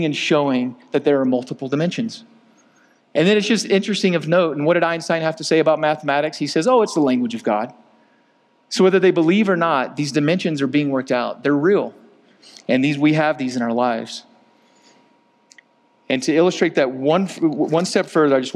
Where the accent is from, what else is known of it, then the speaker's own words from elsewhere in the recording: Georgia, United States; my black brothers that I grew up with in Georgia